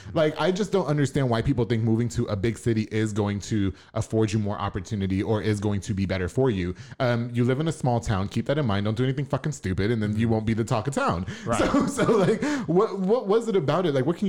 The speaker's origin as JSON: {"language": "English", "area": "Long Island", "region": "New York", "country": "United States", "moved": "yes", "lives_now": "Waco, United States", "said": "I'm from Long Island, so it's big city."}